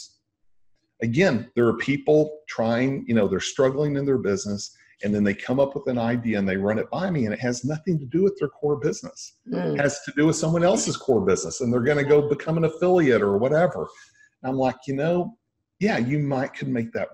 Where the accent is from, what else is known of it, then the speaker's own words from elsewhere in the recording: Texas, United States; I'm from Texas